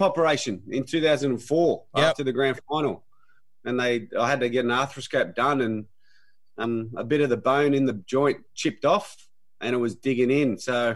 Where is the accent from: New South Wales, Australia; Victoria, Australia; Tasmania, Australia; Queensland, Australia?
New South Wales, Australia; Milperra; I grew up in Mulpera